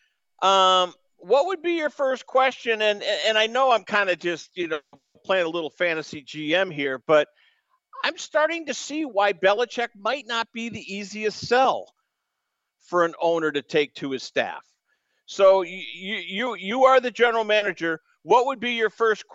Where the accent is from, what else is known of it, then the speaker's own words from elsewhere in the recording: East Coast, United States; I'm from the East Coast